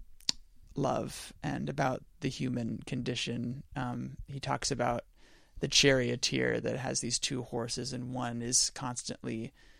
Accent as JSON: {"language": "English", "town": "Belmont", "region": "California", "country": "United States", "tie": "born or raised there", "moved": "yes", "said": "I'm from Belmont, California, which is kind of smack dab in the middle of San Francisco and San Jose up in the Bay Area. Didn't know when I was a kid that I was growing up in one of the most affluent areas in the world."}